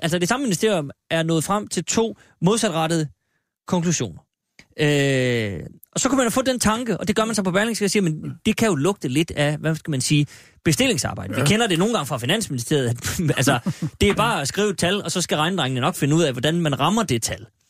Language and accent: Danish; Aalborg, North Denmark Region, Denmark; hjemme i Aalborg, som jeg kan tillade mig at sige, eftersom jeg er født